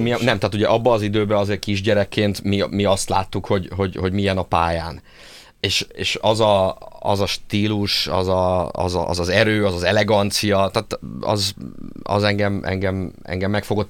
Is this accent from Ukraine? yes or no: no; Szeged, Csongrád-Csanád, Hungary; én, én szegedi vagyok